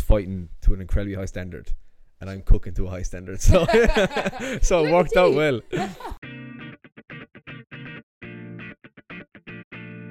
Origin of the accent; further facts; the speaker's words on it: Pallaskenry, Munster, Ireland; I'm from Palaskirry, which is in West Limerick